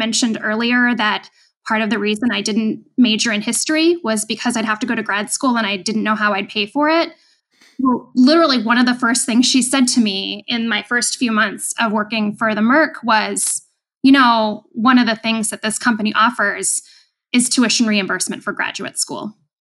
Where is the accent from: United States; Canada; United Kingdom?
United States; New England; And I mean, I grew up in New England. I understand the stock exchange. It was a lot closer to home.